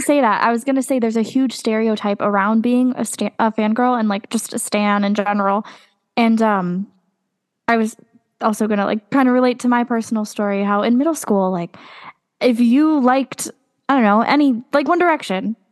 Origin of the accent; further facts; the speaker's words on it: Connecticut, United States; I'm from Connecticut